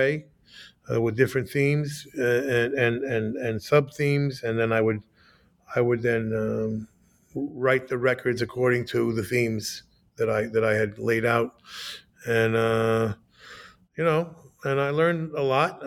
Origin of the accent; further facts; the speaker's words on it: United States; also born or lived in New Jersey; I'm an American